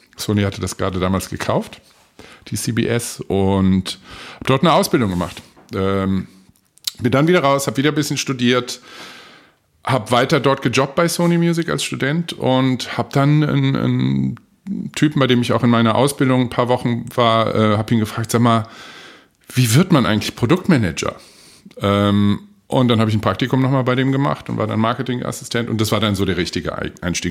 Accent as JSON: {"language": "German", "town": "Frankfurt", "region": "Hesse", "country": "Germany", "tie": "born or raised there", "also_born_or_lived": "Oberursel", "said": "wir sind beide in Frankfurt geboren und sind dann irgendwann Anfang der oder Anfang Mitte 70er nach in einen Vorort gezogen, Oberursel."}